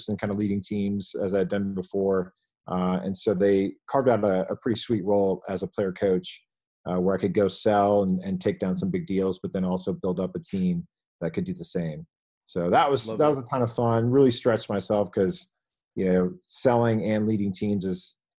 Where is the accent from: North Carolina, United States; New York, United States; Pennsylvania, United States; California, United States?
California, United States; also born or lived in Indiana; I went to school in Indiana, but I grew up in California